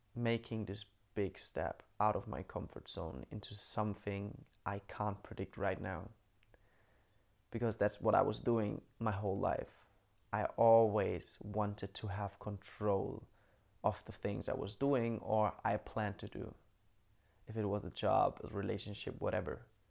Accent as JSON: {"language": "English", "town": "Bamberg", "region": "Bavaria", "country": "Germany", "tie": "born or raised there", "moved": "yes", "said": "I'm in Bamberg right now in my hometown"}